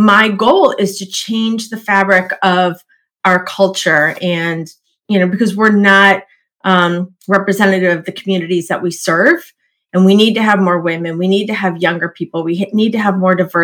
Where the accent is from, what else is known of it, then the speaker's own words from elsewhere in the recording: Midwest, United States; I grew up in the Midwest, lots of tornadoes.